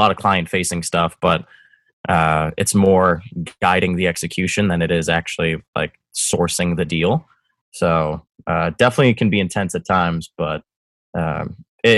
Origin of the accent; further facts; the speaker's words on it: Winchester, Massachusetts, United States; also born or lived in Medford, Massachusetts / South Boston; I was born in Medford, lived in Winchester, and now here we are living in South Boston